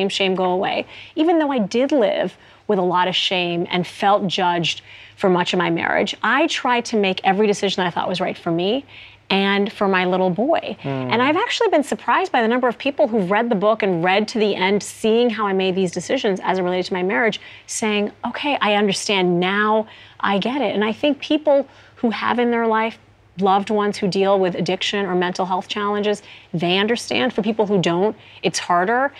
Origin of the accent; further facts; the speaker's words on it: Saudi Arabia; now in United States; things I didn't have back in Saudi Arabia